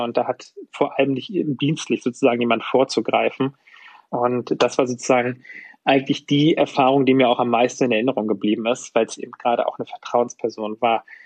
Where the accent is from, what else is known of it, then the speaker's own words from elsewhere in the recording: Usedom, Mecklenburg-Vorpommern, Germany; now in Munich, Germany; ich komme eigentlich aus Mecklenburg-Vorpommern, bin auf der Insel Usedom aufgewachsen